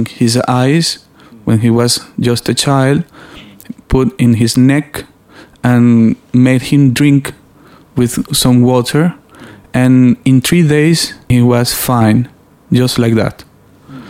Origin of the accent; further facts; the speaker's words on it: Venezuela; I'm from Venezuela